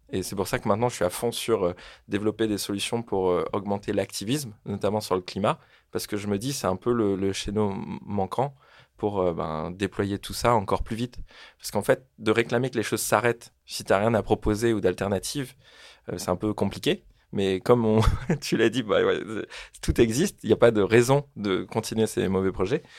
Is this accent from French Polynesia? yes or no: yes; French Polynesia; moved away as an adult; also born or lived in Marseille; je viens de Tahiti, en Polynésie française. C'est une toute petite île en plein milieu du Pacifique.